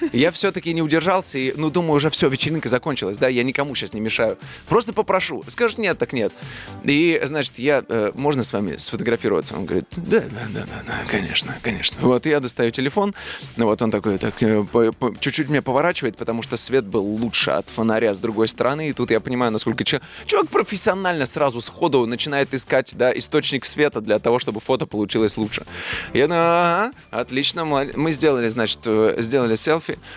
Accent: Tula, Tula Oblast, Russia; moved away; из Тулы

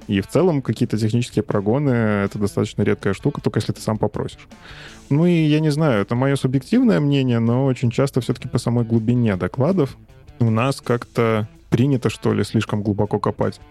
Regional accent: Minsk, Belarus; я сам из Минска, из Беларуси

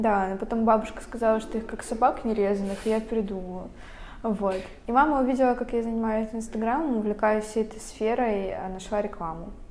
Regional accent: Veliky Novgorod, Novgorod Oblast, Russia; moved away as an adult; now in Saint Petersburg, Russia; Мы переехали в Санкт-Петербург я из Великого Новгорода, это совсем недалеко от Питера

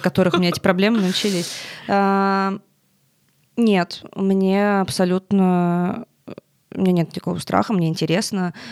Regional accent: Tolyatti, Samara Oblast, Russia; moved away as an adult; now in Moscow, Russia; ты живешь в Тольятти весь, весь, всю жизнь

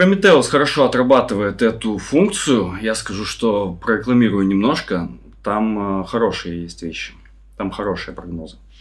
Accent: Saint Petersburg, Russia; now in Indonesia; я из Питера

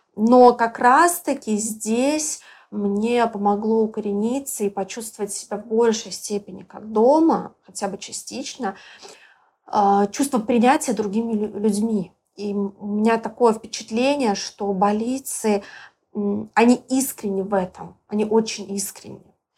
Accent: Belarus; moved away as an adult; now in Bali, Indonesia; я из Беларуси

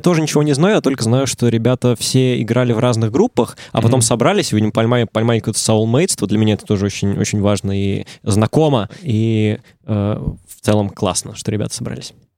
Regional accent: Saint Petersburg, Russia; я из Питера

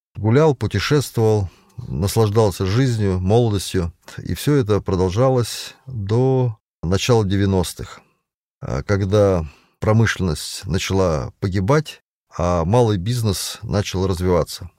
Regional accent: Konakovo, Tver Oblast, Russia; also born or lived in Balakovo, Saratov Oblast; Родился я в Балаково Саратовской области с восьмого августа тысяча девятьсот восьмидесятого года, житель города Конакова.

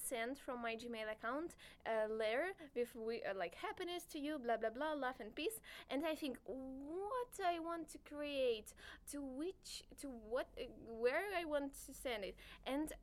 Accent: Russia; English is a second language; I'm from Russia

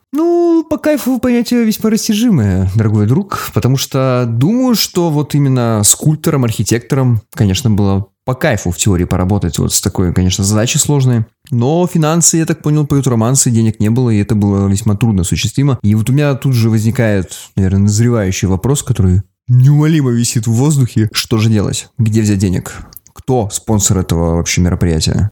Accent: Magadan, Magadan Oblast, Russia; moved away; Я родился в Магадане, но не был там уже очень давно

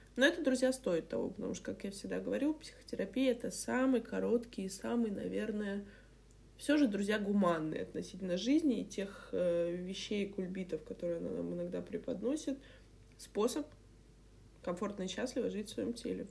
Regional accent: Saint Petersburg, Russia; я ещё из Петербурга, знаешь, у нас эти, м, парадные булки хлеба, там, я не знаю, эти дв-, дворы колодцы

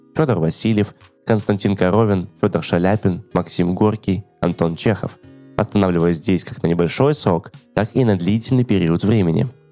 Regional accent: Yalta, Crimea, Ukraine; в моем родном городе Ялта

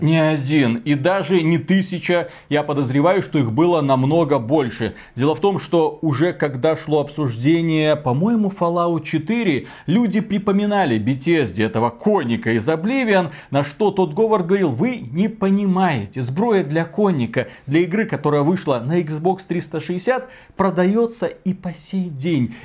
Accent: Belarus; мы Два товарища из Беларуси

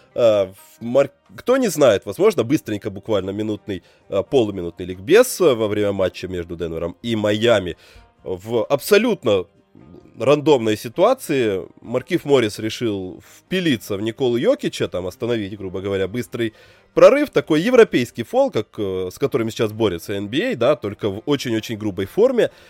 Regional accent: Belarus

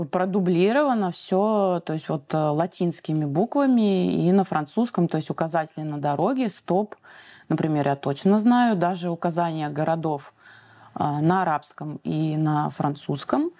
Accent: Saint Petersburg, Russia; moved away as an adult; now in Tunisia; Я из города Санкт-Петербург

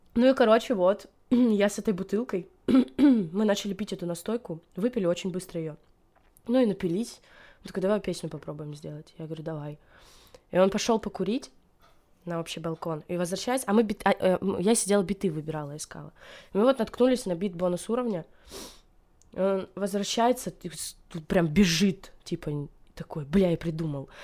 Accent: Stavropol Krai, Russia; moved away; also born or lived in Saint Petersburg / Bryansk / Moscow; я я из маленького-маленького поселка, численность населения которого 4000. Ну и то даже, когда я родилась, этот поселок был отделен от другого, к которому его присоединили, и там еще меньше людей было, я не знаю, меньше, чем на наши друзья собирают. А, вот, и э, это Ставропольский край

